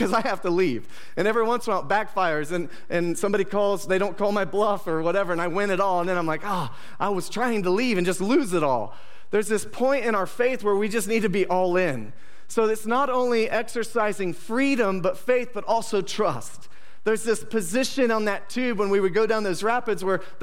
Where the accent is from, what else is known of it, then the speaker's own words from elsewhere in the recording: Bradford, Ohio, United States; I grew up in the Bradford area and we would fish and tube down the Stillwater River